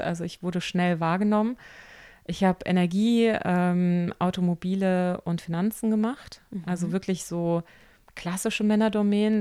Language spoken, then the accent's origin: German; Rheinhessen, Rhineland-Palatinate, Germany; bei uns in Rheinhessen